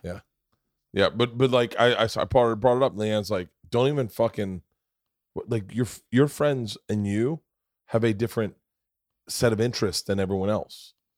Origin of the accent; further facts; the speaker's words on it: Florida, United States; Growing up in Florida